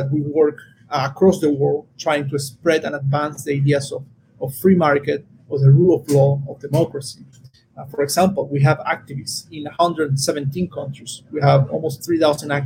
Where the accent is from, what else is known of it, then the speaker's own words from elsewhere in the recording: Venezuela; I'm from Venezuela